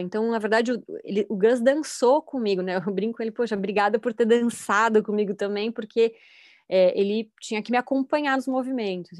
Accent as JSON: {"language": "Portuguese", "region": "São Paulo", "country": "Brazil", "tie": "born or raised there", "said": "eu nasci em São Paulo, mas é, passei grande parte da minha vida no litoral"}